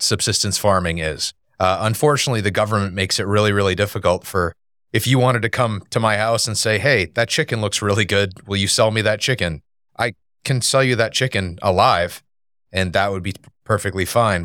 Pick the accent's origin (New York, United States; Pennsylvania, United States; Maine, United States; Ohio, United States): Maine, United States; moved away as an adult; now in Wake Forest, United States; we're originally from Maine.